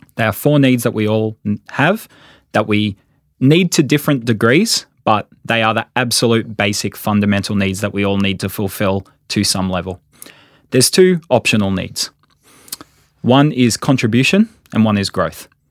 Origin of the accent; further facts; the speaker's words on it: Sydney, New South Wales, Australia; moved away as an adult; now in Queensland, Australia; I'm a Sydneysider